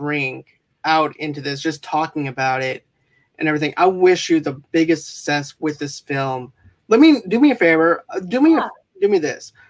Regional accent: Boston, Massachusetts, United States; now in Mississippi, United States; I'm originally from Boston

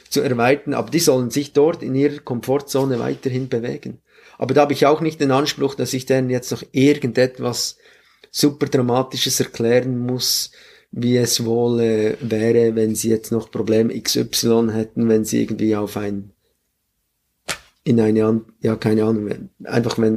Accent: Grenchen, Solothurn, Switzerland; Ich bin auch in Grenchen groß geworden und dort war alles sehr professionell und sehr strukturiert.

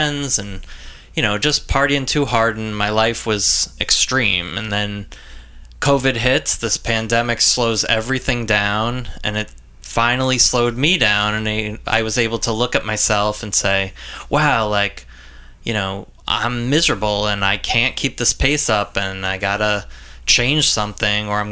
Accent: Long Island, New York, United States; I'm from Long Island, born and raised here

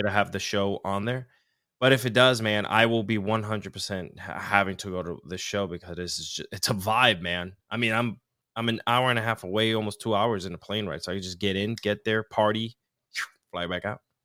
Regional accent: Mayagüez, Puerto Rico; I was born in Centro Medico, Mayagüez, Puerto Rico, which is southwest, I, part of the island, which is about three and a half hours from San Juan. Um, I grew up on the beach

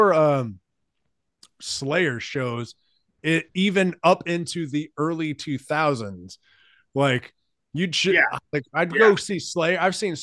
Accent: Katy, Texas, United States; I'm from Katy, Texas. And when I was growing up, there was like nothing out there. Like it was a small town. Nobody was around. Like it took 30 minutes to get to Houston. It was just a beautiful place.

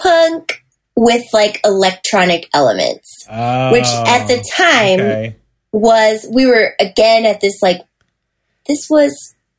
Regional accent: Michigan, United States; because he grew up out here and like I was from Michigan

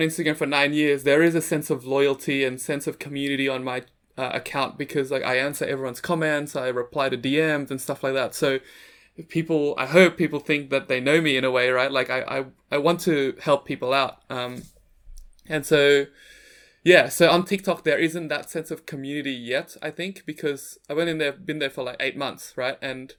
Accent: Jakarta, Indonesia; Like, I thought, because I'm from Jakarta, I thought Bangkok would be like Jakarta.

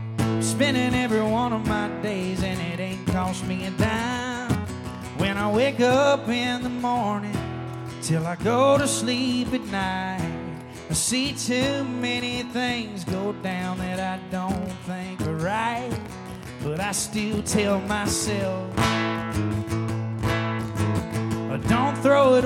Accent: Fairview, Tennessee, United States; also born or lived in Nashville, Tennessee; raised in Fairview, Tennessee, which is like 40 minutes towards Memphis from here

